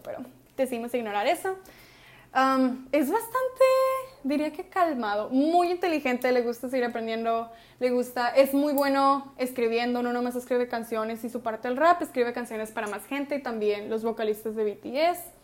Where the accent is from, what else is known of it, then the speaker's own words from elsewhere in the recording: Hermosillo, Sonora, Mexico; somos de Hermosillo